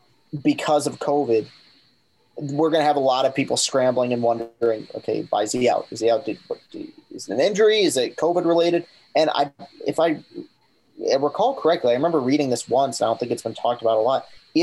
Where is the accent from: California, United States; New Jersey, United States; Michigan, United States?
Michigan, United States; East Lansing; growing up in East Lansing